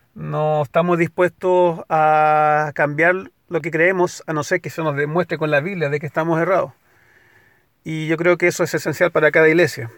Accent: Valparaíso, Chile; moved away as an adult; now in United States; en el centro de la ciudad donde nací y crecí, en Valparaíso.

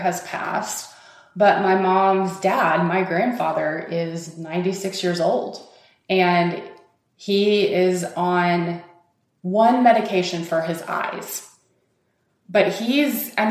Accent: Fort Smith, Arkansas, United States; moved away as an adult; now in Portland, United States; we grew up here in Fort Smith, Arkansas, it seems to me being one who grew up here

